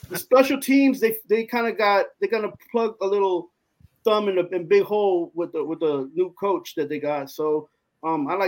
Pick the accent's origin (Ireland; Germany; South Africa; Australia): Germany; I raised I was raised in Ger- Germany, so I got the opportunity to watch either LA affiliate TV networks or New York t- affiliate.